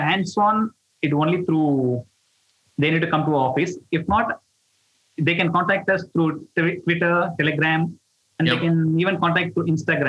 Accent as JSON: {"language": "English", "town": "Chennai", "region": "Tamil Nadu", "country": "India", "moved": "as an adult", "lives_now": "Malaysia", "said": "we are originally from India, Chennai."}